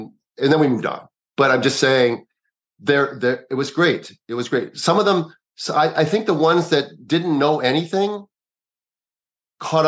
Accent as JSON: {"language": "English", "town": "Minneapolis", "region": "Minnesota", "country": "United States", "tie": "born or raised there", "also_born_or_lived": "Kanab, Utah / Chicago", "moved": "yes", "said": "He was my little cousin when I was growing up in Minneapolis"}